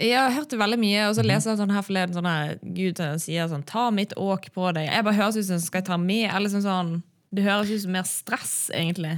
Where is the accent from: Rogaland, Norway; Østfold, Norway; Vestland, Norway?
Vestland, Norway; Bergen; jeg er bergenser